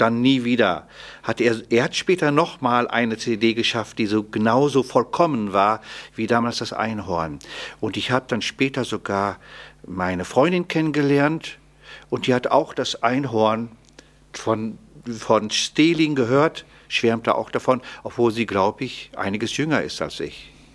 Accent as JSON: {"language": "German", "town": "Paderborn", "region": "North Rhine-Westphalia", "country": "Germany", "said": "ich komme ja aus Paderborn"}